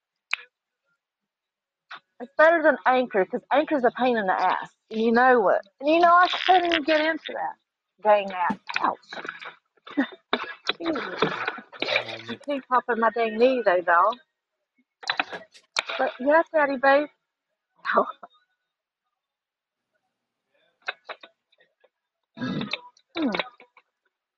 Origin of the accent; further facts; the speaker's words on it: Granite Falls, North Carolina, United States; accent: southern drawl; I'm from North Carolina, but I'm originally from Granite Falls.